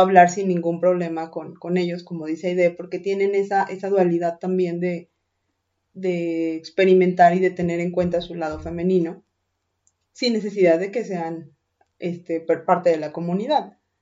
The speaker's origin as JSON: {"language": "Spanish", "region": "Mexico City", "country": "Mexico", "moved": "yes", "said": "las personas que venimos de Ciudad de México"}